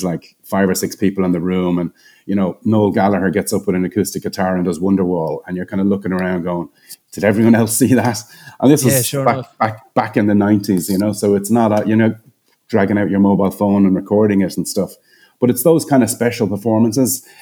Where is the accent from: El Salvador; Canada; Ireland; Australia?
Ireland; Dublin, Leinster; moved away as an adult; now in Cayman Islands; I'm based in the Cayman Islands, but I'm from Ireland. So yeah, I've been over here about 12 years, but I'm from Dublin.